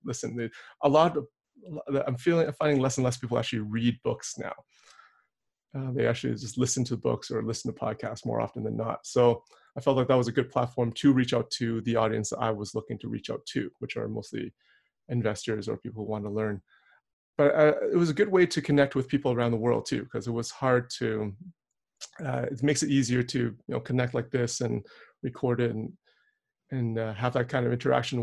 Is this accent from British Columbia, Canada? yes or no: no; Edmonton, Alberta, Canada; now in Calgary, Canada; Calgary, where I currently reside, but I was born and raised in Edmonton